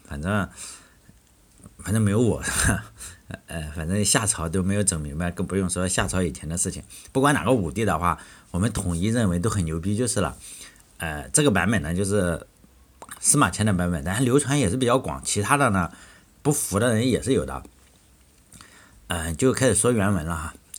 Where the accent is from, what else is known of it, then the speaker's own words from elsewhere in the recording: Shandong, China; 我老家是山东